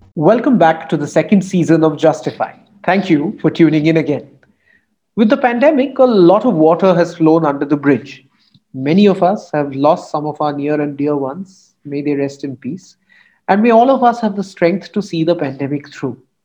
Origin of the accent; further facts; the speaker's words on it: Kolkata, West Bengal, India; When I was growing up in Calcutta in the late 80s and 90s